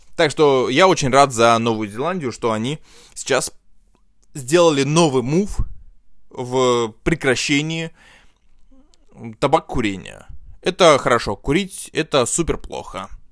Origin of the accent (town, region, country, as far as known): Russia